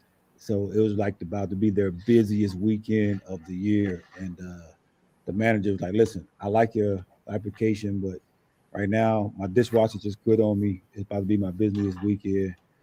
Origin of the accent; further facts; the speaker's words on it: Newark, New Jersey, United States; moved away; I'm from Newark, New Jersey.